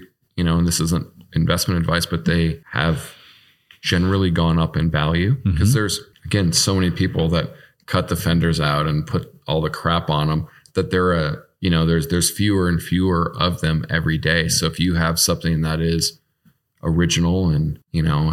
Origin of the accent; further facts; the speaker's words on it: Chicago, Illinois, United States; moved away; I'm from Chicago.